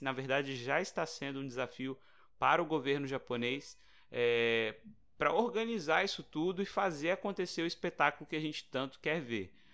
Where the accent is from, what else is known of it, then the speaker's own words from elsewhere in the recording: Brazil; a gente é brasileiro